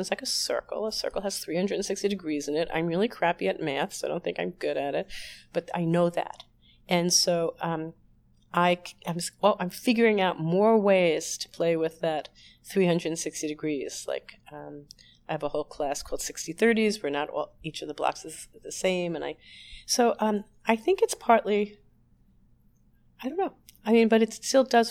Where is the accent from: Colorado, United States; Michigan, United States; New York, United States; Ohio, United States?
New York, United States; I'm a New Yorker